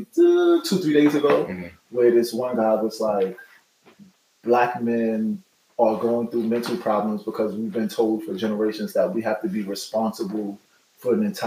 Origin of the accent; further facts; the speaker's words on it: New York City, New York, United States; I'm a Brooklyn boy, born and raised